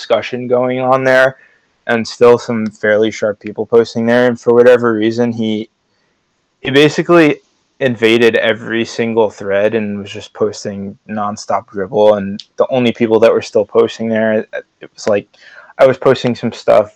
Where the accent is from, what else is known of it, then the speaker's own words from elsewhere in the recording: New Jersey, United States; we're both from New Jersey